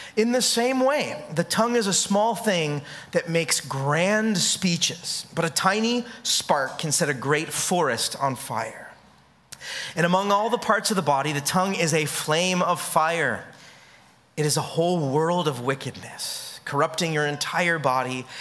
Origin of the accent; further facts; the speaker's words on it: California, United States; now in Hawaii, United States; I'm from California